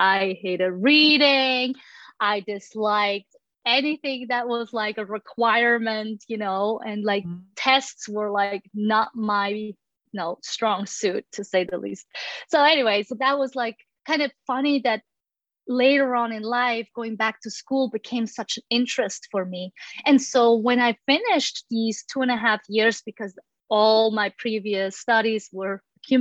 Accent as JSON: {"language": "English", "country": "Switzerland", "moved": "yes", "lives_now": "United States", "said": "I'm originally from Switzerland."}